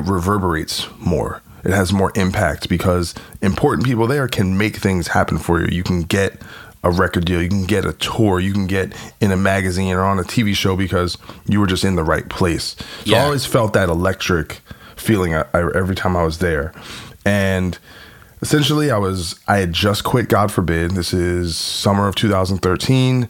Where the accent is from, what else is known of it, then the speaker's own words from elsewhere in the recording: New Brunswick, New Jersey, United States; moved away as an adult; also born or lived in New York City; my hometown is really New Brunswick, New Jersey